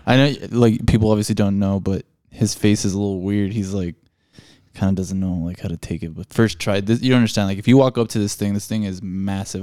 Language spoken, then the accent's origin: English; El Paso, Texas, United States; born or raised there